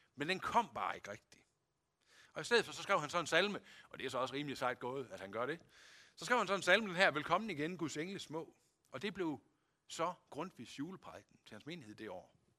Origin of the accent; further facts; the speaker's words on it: Denmark